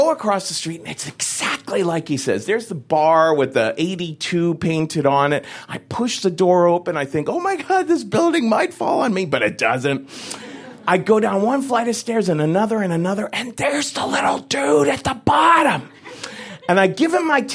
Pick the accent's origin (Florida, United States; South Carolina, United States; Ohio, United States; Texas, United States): Ohio, United States; Cincinnati; moved away as an adult; now in New York City, United States; I grew up in Cincinnati, Ohio in the 1970s